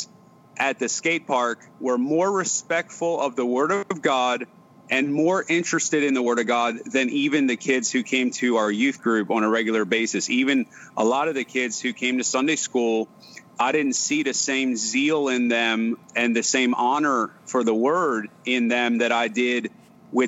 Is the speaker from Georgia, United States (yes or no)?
no; Maryland, United States; I was born and raised in Maryland